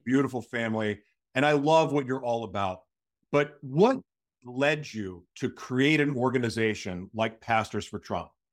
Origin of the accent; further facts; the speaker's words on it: Tulsa, Oklahoma, United States; from my hometown